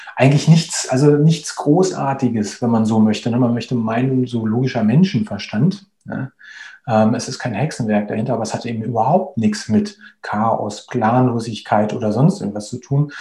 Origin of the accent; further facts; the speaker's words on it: Berlin, Germany; moved away as an adult; now in Spain; ich bin 38 Jahre alt, ich äh, bin gebürtiger Berliner, lebe mittlerweile aber in, in Spanien